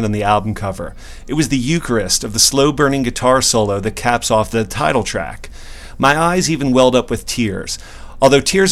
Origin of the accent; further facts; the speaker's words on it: Philadelphia, Pennsylvania, United States; the Parkwood area where I grew up